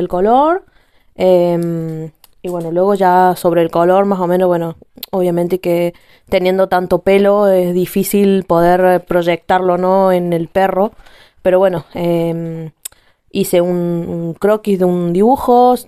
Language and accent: Spanish; Argentina; now in Spain; soy argentina, eh, tengo sangre italiana, pero vivo en España